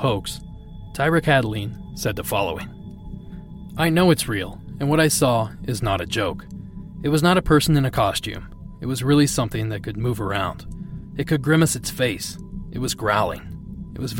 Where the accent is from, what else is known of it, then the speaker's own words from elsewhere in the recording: Midwest, United States; I grew up in the Midwest